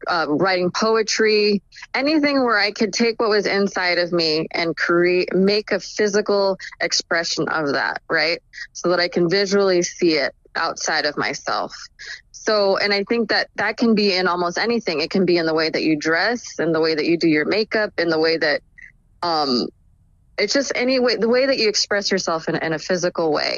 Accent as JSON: {"language": "English", "area": "Orange County", "region": "California", "country": "United States", "tie": "born or raised there", "also_born_or_lived": "Whittier, California", "said": "I grew up in Orange County, California, which is just like a suburb in California. I was born actually in LA County, Whittier, California"}